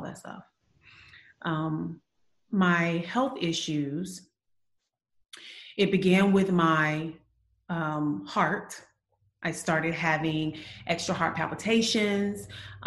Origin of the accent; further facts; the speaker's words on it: Eufaula, Alabama, United States; also born or lived in Birmingham, Alabama; I'm from Alabama, but not Birmingham. Yeah, another town called Eufaula, very small town